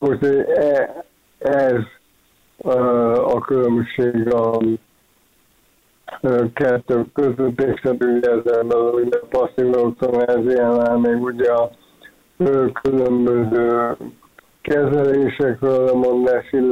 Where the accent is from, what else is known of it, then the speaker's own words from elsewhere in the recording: Hungary; Én magyar vagyok, szeretem, szeretek magyar lenni, büszke vagyok rá, szeretek Magyarországon élni.